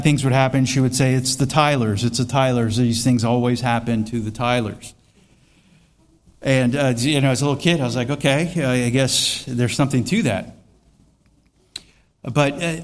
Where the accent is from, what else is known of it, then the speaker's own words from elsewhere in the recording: Florida, United States; I am from Florida